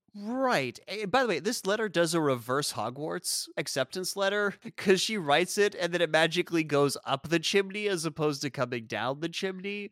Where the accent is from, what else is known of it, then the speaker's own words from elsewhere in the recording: South Africa; moved away; we grew up in South Africa, we didn't celebrate Fourth of July